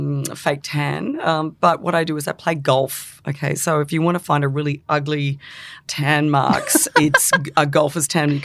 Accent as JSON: {"language": "English", "region": "England", "country": "United Kingdom", "tie": "born there", "said": "I was born in England, not that it means anything"}